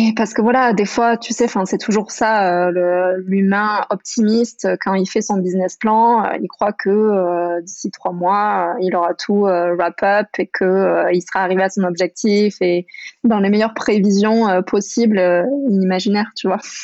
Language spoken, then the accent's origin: French; France; moved away as an adult; grandi jusqu'à mes 18 ans dans les Pyrénées